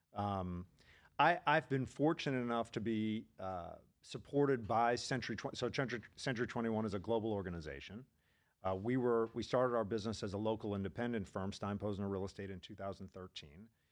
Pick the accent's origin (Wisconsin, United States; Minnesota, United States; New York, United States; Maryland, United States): Maryland, United States; D.C., Maryland suburbs of Washington, United States; moved away as an adult; also born or lived in Pennsylvania / Philadelphia; now in Boca Raton, United States; I'm originally from the Maryland suburbs of Washington, D C